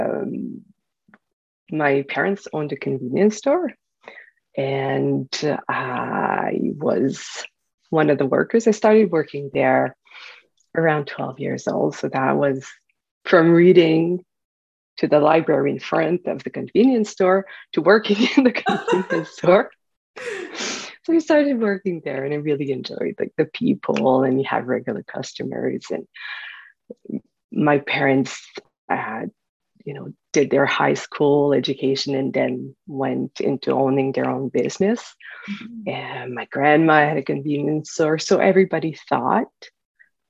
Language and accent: English; northwestern New Brunswick, Canada; born and raised in a small paper mill town in the northwestern part of New Brunswick